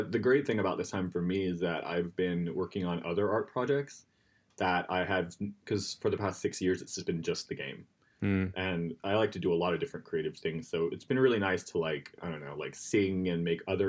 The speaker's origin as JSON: {"language": "English", "region": "Florida", "country": "United States", "moved": "yes", "lives_now": "New York, United States", "said": "we're from Florida and we hold on to our roots"}